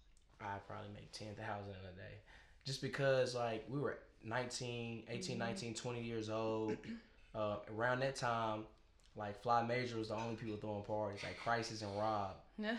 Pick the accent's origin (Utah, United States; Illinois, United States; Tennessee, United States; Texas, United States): Tennessee, United States; Nashville; I'm from Bordeaux. They from Antioch. You know what I'm saying? We just south side, north side. We just raised different.